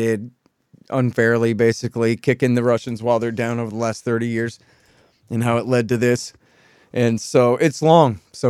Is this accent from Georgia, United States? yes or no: no; Texas, United States; I'm a Texan